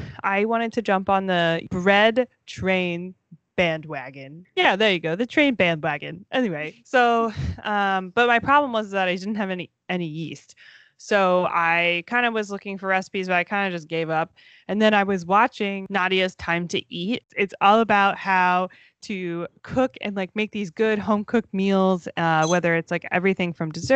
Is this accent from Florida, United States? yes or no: yes; Florida, United States; okay, everyone, we grew up in Florida. Cold for us is like, what, 40 degrees? Maybe like 50 degrees?